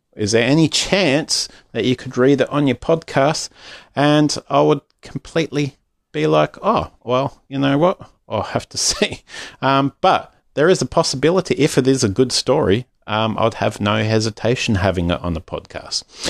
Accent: Australia; Aussie Dad

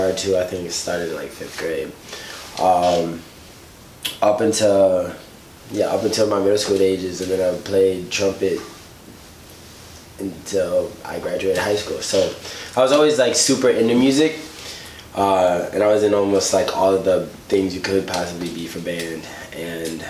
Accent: Chicago, Illinois, United States; born and raised

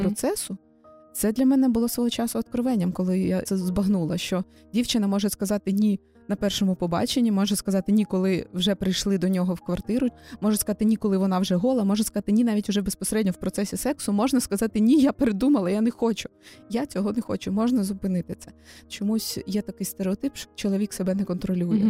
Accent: Kyiv, Ukraine; я народилася в Києві, живу тут з народження

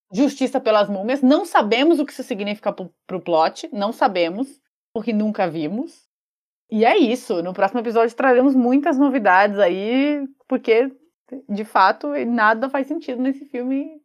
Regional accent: São Paulo, Brazil; a gente é de São Paulo, é, Zona Sul.

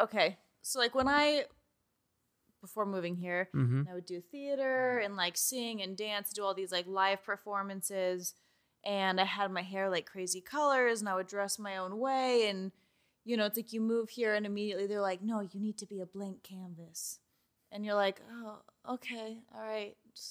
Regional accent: Georgia, United States; moved away as an adult; now in Los Angeles, United States; I'm from Georgia, and I moved here when I was 18.

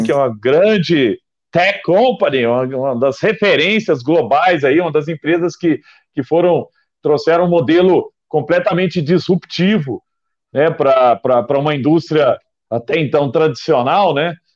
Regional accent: Araguari, Minas Gerais, Brazil; Araguari, que é Heriguer em inglês, minha terra natal

